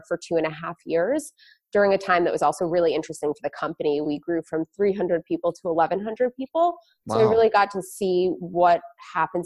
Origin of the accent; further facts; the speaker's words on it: New Jersey, United States; I grew up in a suburb of New Jersey, so not too far from New York